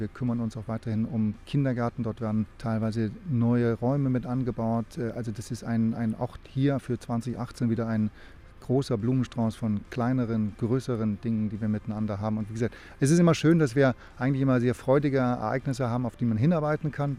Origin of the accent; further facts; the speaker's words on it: Northern Germany, Germany; now in Oberstdorf, Germany; wenn man als Norddeutscher hierher kommt